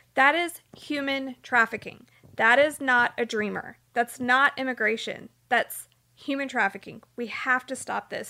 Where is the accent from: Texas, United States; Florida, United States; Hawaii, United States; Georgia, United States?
Texas, United States; Houston; growing up in Houston